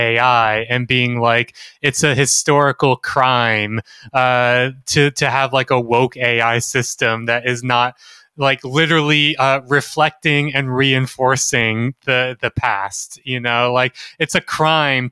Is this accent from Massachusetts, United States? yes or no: no; Mississippi, United States; Jeremy and I grew up in Mississippi